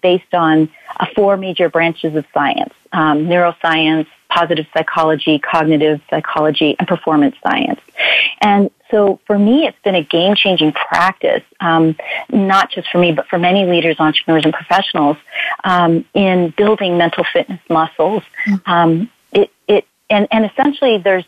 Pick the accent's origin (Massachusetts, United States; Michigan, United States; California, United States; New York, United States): California, United States; I'm from California